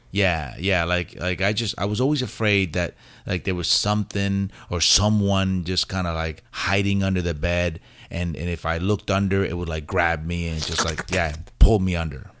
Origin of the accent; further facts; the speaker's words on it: White Plains, New York, United States; accent: New York; also born or lived in Puerto Rico; I was raised in New York